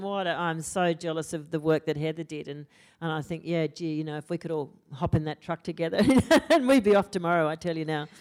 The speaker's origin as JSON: {"language": "English", "country": "Australia", "first_language": "English", "said": "an Australian student who'd been educated here"}